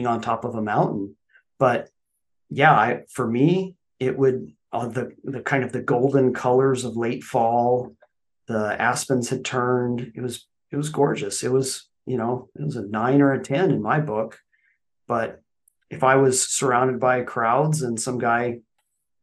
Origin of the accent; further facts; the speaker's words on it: New Mexico, United States; I'm from New Mexico